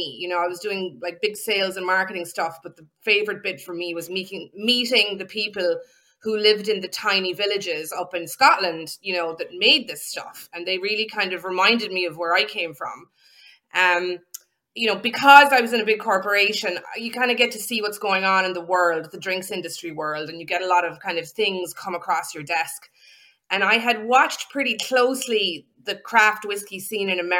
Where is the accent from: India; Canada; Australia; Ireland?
Ireland; also born or lived in County Clare, Ireland; I'm also Irish, of course, and I have a farm in Ireland.